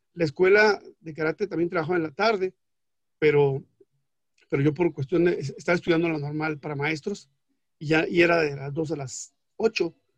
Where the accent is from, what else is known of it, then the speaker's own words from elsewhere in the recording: Mexico; soy mexicano, o sea, y estoy en territorio mexicano